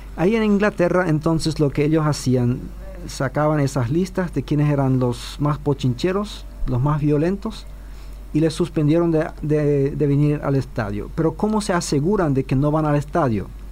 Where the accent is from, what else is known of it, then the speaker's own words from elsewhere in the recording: Chaco, Paraguay; a los que somos chaqueños